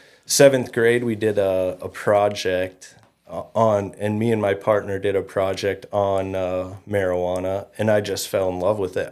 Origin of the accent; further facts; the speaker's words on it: Fergus Falls, Minnesota, United States; I grew up in Fergus.